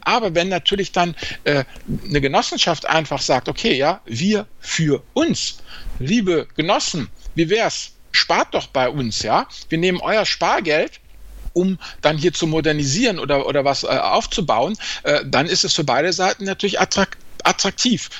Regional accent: area near Neuwied, Rhineland-Palatinate, Germany; wo ich auch aufgewachsen bin, ein bisschen weiter südlicher bei Neuwied

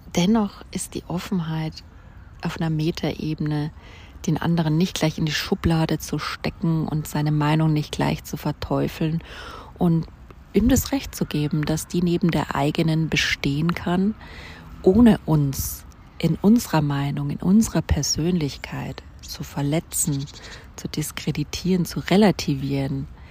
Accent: Germany; Deutschland, wo ich aufgewachsen bin

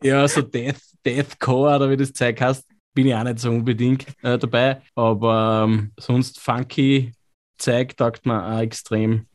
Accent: Lower Austria, Austria; accent: Lower Austrian, a bit Viennese; Unser Dialekt, ich bin ja so quasi Niederösterreich, Wienerisch ein bisschen, die Einflüsse

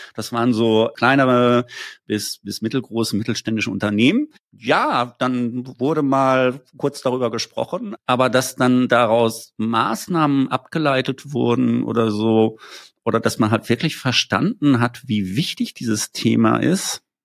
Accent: Wiesbaden, Hesse, Germany; ich komme ja aus Wiesbaden

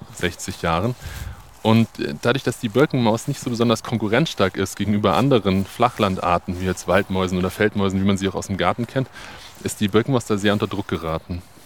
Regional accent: Bavaria, Germany; bei uns in Bayern

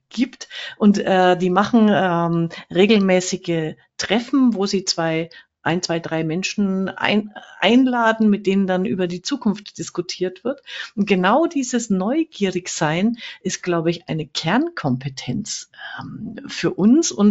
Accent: Fürth, Bavaria, Germany; Ich komme ja auch aus Fürth, also fränkisch

